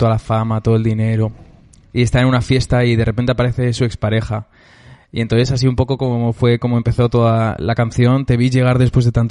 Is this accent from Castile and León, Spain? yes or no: no; Madrid, Community of Madrid, Spain; No, soy de Madrid.